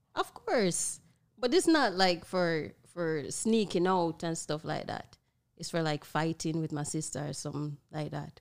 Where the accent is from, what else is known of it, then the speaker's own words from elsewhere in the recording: Broad Creek, Jamaica; back in my hometown, Broad Creek